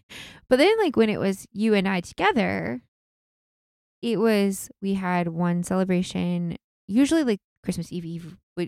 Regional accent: Washington, United States; Well, that's what I grew up with because I grew up out in Washington

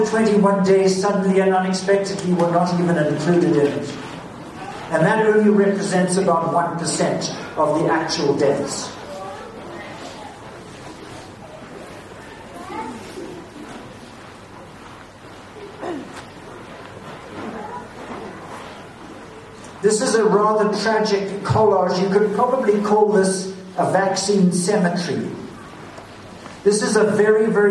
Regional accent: British Columbia, Canada; we as British Columbians

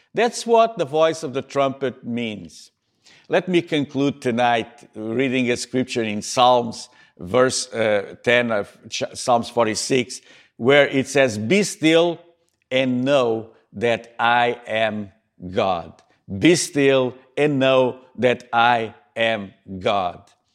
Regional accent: Montreal, Quebec, Canada; here in my hometown in Montreal

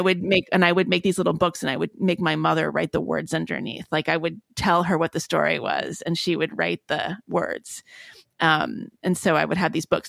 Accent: Palo Alto, California, United States; I was born in Palo Alto

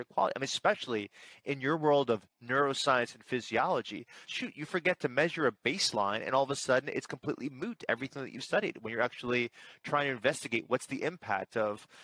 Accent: New York, United States; I'm a New Yorker

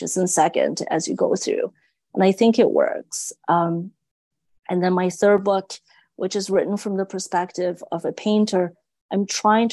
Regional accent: China; moved away; growing up in China

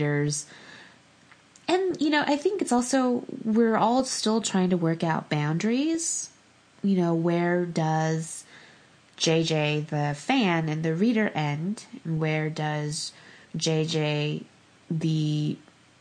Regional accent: Los Angeles, California, United States; I grew up

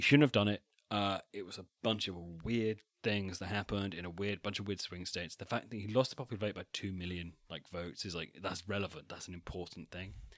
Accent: Wiltshire, South West England, United Kingdom; I'm technically from Wessex, but only in the sense that I am from Wiltshire

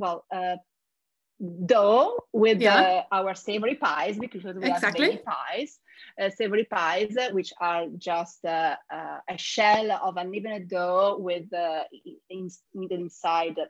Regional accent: Genoa, Liguria, Italy; I am born and raised in Genova, where I also studied and started working

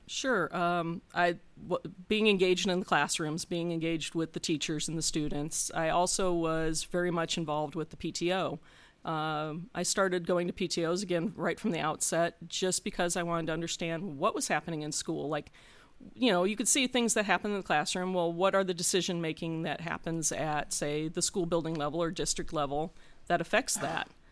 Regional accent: Gary, Indiana, United States; now in Hilliard, United States; I grew up in, uh, unincorporated Calumet Township, sandwiched between Gary and the town of Griffith

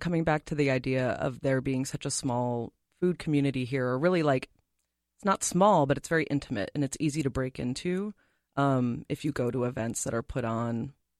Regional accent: Massachusetts, United States; now in Minnesota, United States; I mean, I tell people I'm not from Minnesota originally. Mm-hmm. I'm from Massachusetts.

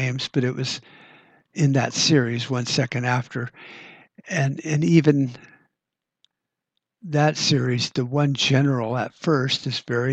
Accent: United States

